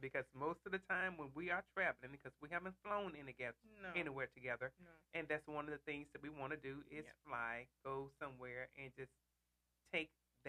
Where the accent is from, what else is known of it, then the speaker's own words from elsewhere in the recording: Vicksburg, Mississippi, United States; moved away as an adult; also born or lived in Bossier City, Louisiana / Miami; I grew up in Vicksburg, Mississippi